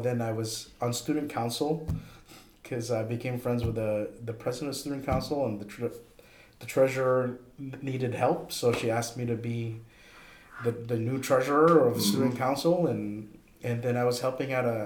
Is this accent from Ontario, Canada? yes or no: yes; Toronto, Ontario, Canada; moved away as an adult; also born or lived in Edmonton; the school moved to Toronto, oddly enough, I left, even though that was technically coming to my hometown